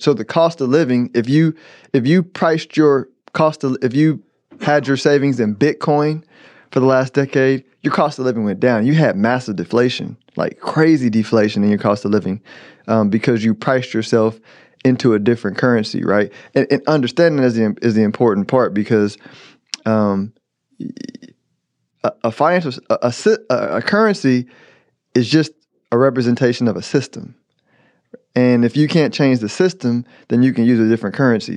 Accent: United States; as an American

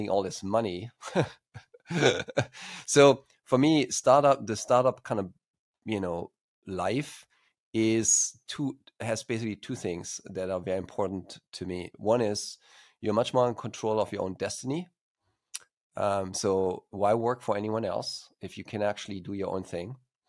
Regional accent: Germany; accent: slight accent; English is a second language; moved away as an adult; also born or lived in Stuttgart, Germany; now in California, United States; as you probably can hear from my slight accent, even though I'm based in California, United States, I'm originally from Germany, and studied computer science in Stuttgart there

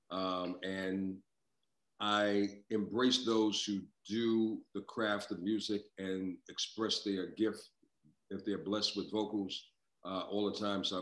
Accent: New York, United States; growing up in New York, um, I listened to some phenomenal voices over the years.

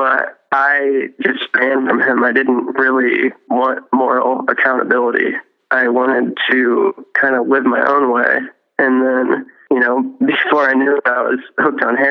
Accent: Fort Wayne, Indiana, United States; I grew up in Fort Wayne, Indiana

